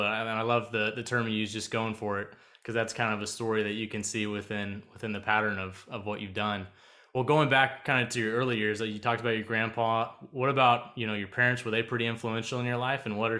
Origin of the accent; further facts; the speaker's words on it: Tulsa, Oklahoma, United States; I remember being little and I grew up in Tulsa.